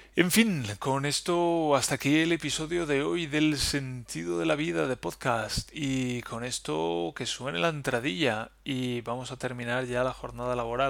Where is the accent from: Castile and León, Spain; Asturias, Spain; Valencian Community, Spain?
Valencian Community, Spain; Valencia; moved away as an adult; now in Germany; Yo vengo de Valencia, de donde las palmeras y la playa.